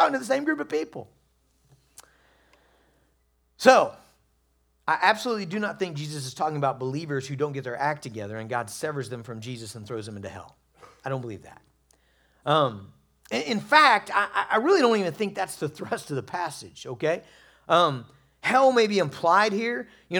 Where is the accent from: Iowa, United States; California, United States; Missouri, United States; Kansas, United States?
Kansas, United States; I'm from Western Kansas, so what do I have experience with? Tumbleweeds.